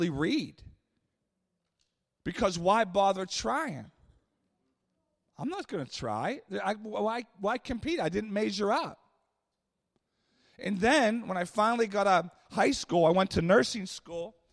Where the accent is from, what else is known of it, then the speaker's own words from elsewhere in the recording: Pittsburgh, Pennsylvania, United States; I grew up in Pittsburgh